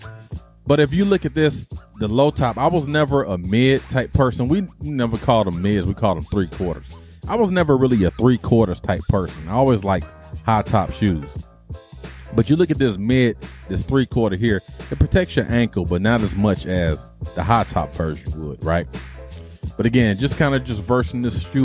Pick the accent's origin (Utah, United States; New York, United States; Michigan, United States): Michigan, United States; Detroit; I grew up in Detroit